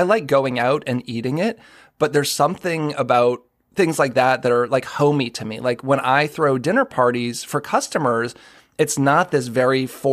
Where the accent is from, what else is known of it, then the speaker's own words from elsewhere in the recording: Boston, Massachusetts, United States; I'm a white guy who grew up in the Boston area